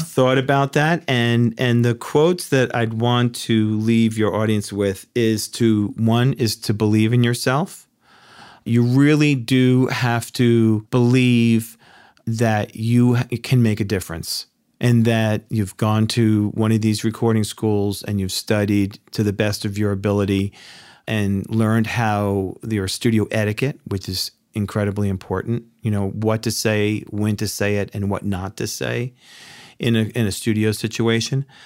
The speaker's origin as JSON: {"language": "English", "town": "Yonkers", "region": "New York", "country": "United States", "tie": "born or raised there", "said": "New Yorker. uh, born and raised in Yonkers, New York"}